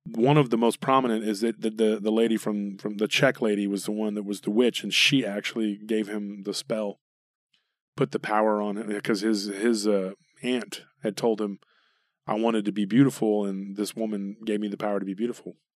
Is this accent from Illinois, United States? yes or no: no; Taylor, Texas, United States; born or raised there; moved away